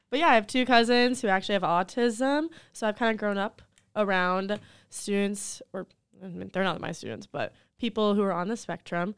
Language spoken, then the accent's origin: English; Waxhaw, North Carolina, United States; moved away as an adult; also born or lived in Charlotte, North Carolina; now in South Carolina, United States; I'm from Charlotte, North Carolina. Well, Waxhaw, a little small town, South Charlotte originally, but I just moved to South Carolina about two years ago